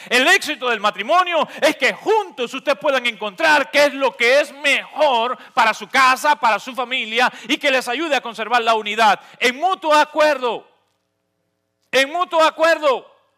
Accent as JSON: {"language": "Spanish", "country": "Cuba", "moved": "yes", "said": "No porque dejé de ser cubano, no porque renuncié a mi identidad"}